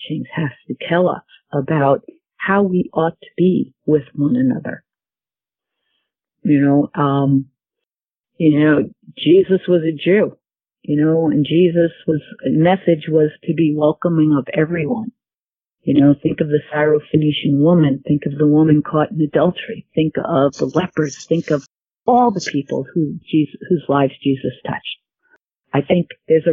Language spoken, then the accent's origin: English; United States; I am an American